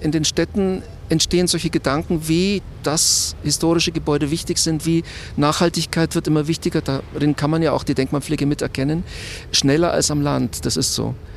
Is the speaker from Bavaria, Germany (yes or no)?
yes; Munich, Bavaria, Germany; Ich bin eigentlich in Schwabing aufgewachsen, so um die Feilitzstraße rum.